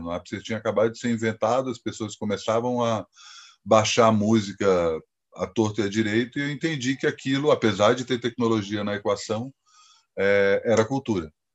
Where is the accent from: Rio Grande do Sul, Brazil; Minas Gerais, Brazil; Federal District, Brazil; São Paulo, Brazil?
Federal District, Brazil; Brasília; moved away as an adult; also born or lived in Campinas; eu sou de Brasília